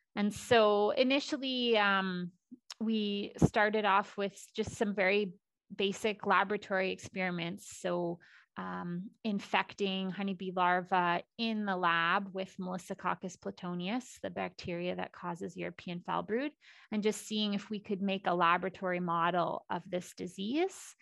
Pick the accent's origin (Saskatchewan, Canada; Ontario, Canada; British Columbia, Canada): Saskatchewan, Canada; also born or lived in Alberta; I am born and raised in Saskatchewan.